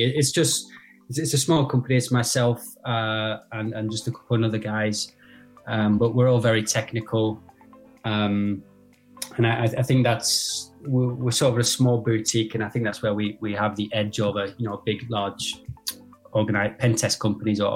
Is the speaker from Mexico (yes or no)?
no; United Kingdom; now in France; I'm actually based in France myself, but I'm British